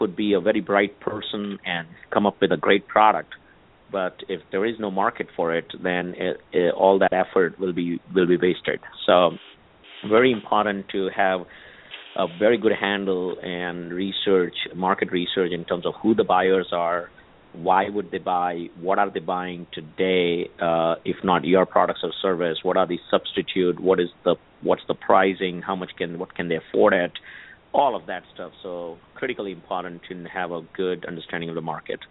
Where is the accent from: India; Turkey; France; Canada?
India; moved away as an adult; now in Silicon Valley, United States; born and raised in India, and came here to the U.S., for higher education